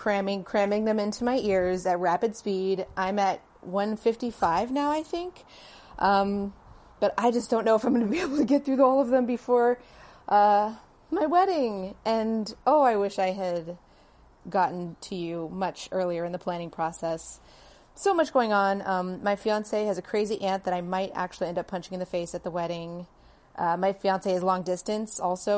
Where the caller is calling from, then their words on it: Honolulu, Hawaii, United States; I am messaging you from Honolulu, Hawaii.